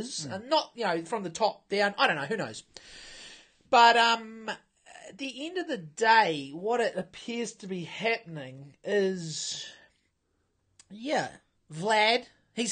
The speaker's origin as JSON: {"language": "English", "country": "New Zealand", "said": "as deep as a New Zealander can be."}